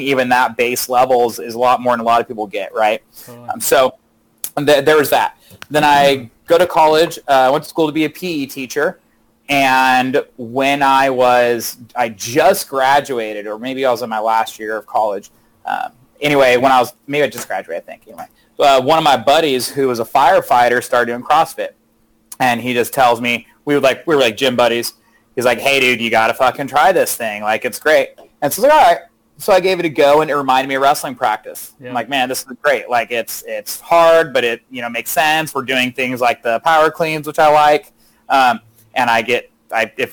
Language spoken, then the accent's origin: English; Manteca, California, United States; also born or lived in Modesto; now in Ripon, United States; I actually grew up in Manteca